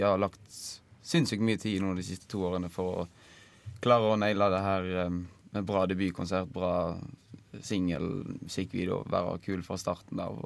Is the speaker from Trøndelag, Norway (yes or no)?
no; Odda, Vestland, Norway; hjemme i Odda